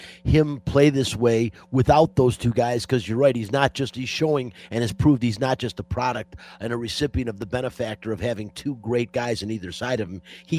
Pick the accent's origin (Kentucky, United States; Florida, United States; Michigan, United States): Michigan, United States; Detroit; ending in Detroit, my hometown.